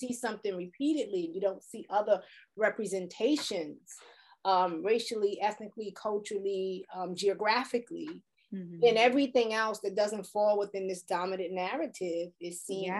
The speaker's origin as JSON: {"language": "English", "town": "New York City", "region": "New York", "country": "United States", "tie": "born or raised there", "said": "I grew up in the Bronx and everyone lived in an apartment building"}